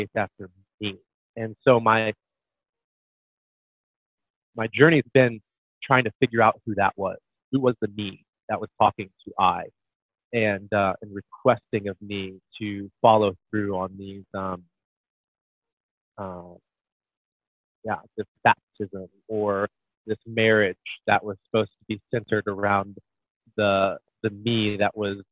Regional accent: Quincy, Illinois, United States; I'm from Quincy, Illinois, small town in the Midwest

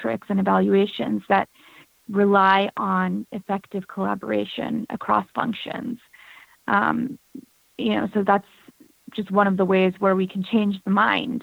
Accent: United States; both being born an Indian American and kind of feeling different in the U.S. where I'm from

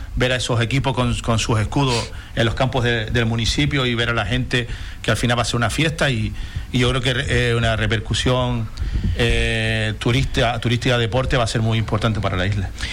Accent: Corralejo, Canary Islands, Spain; yo soy de Corralejo

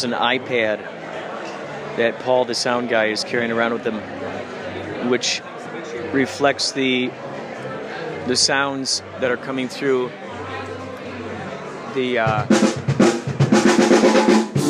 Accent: Chicago, Illinois, United States; When I grew up in Chicago

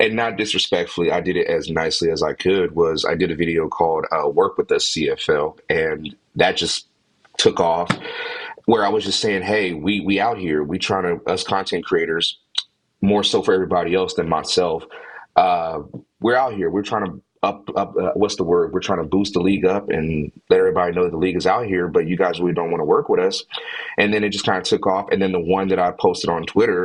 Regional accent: Washington, United States; born and raised. My hometown's right in Washington

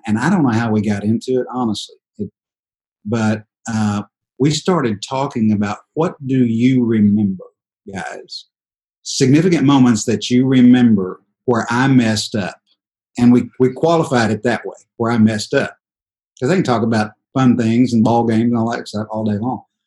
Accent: Dallas, Texas, United States; we're all from Dallas, Texas

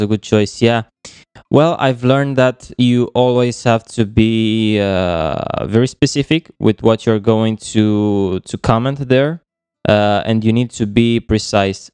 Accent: Romania; moved away as an adult; now in Kiel, Germany; I'm from Romania, but at the moment I'm living in Germany

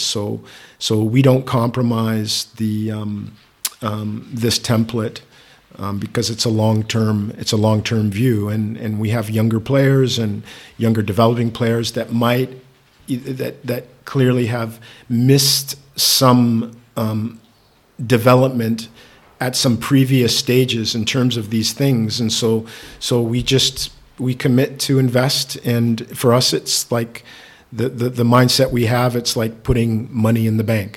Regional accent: Victoria, British Columbia, Canada; moved away; I was born in Victoria, British Columbia, Canada

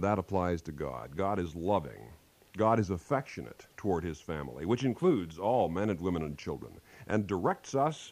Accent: Kansas, United States; moved away; back in my home state of Kansas

